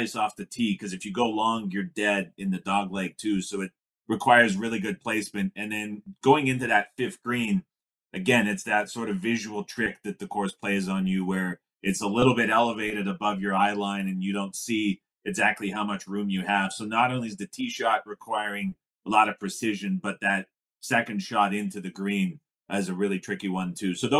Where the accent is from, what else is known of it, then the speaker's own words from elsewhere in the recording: Canada; I'm from Canada here